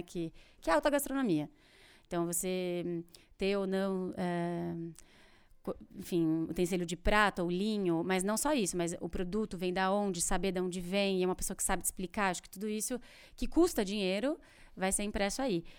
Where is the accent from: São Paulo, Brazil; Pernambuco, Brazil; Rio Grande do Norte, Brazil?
São Paulo, Brazil; Ribeirão Preto; also born or lived in France; eu sou de Ribeirão Preto